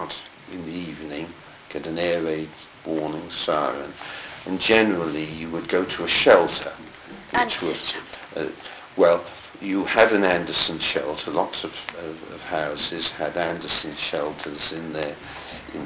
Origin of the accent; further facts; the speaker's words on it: Plymouth, South West England, United Kingdom; I was born in Plymouth.